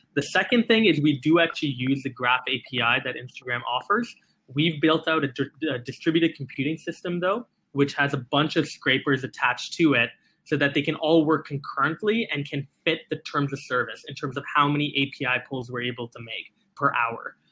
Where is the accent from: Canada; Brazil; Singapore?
Singapore; I was born and raised in Singapore.